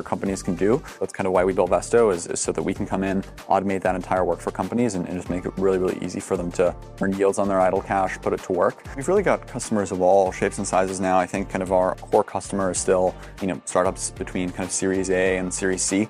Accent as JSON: {"language": "English", "country": "Germany", "tie": "born or raised there", "said": "I grew up in Germany"}